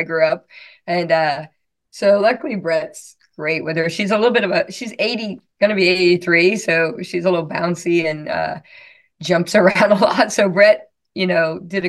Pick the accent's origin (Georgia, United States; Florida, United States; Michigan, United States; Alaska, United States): Florida, United States; I'm from Florida